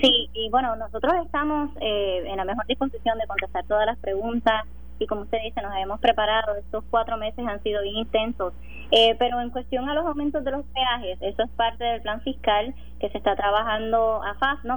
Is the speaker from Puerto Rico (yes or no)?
yes; Sabana Grande, Puerto Rico; yo soy de Sabana Grande, mi familia vive en Sabana Grande